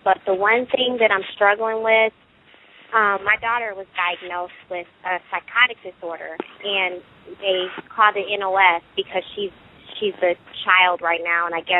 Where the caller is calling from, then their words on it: Columbus, Ohio, United States; I'm from Columbus, Ohio.